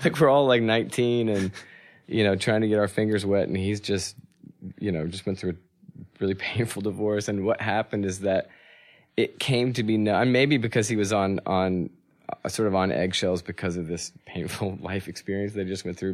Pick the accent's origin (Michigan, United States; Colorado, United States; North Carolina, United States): North Carolina, United States; also born or lived in California; And then we settled in North Carolina